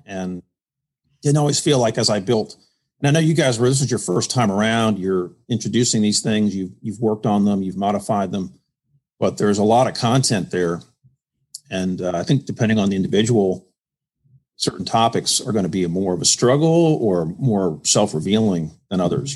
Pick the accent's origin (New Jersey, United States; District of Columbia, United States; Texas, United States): District of Columbia, United States; Washington; also born or lived in Connecticut / Indiana; now in Greenville, United States; I'm originally from the Washington, D.C. area